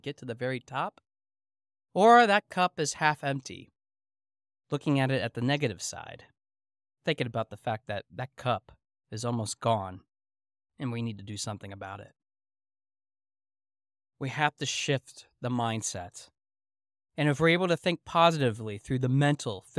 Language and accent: English; South Central Pennsylvania, United States; growing up in South Central Pennsylvania